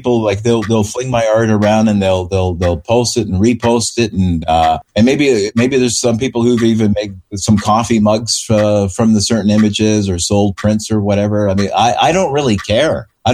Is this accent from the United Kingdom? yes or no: no; Canada; now in Vancouver, Canada; my fellow Canadians.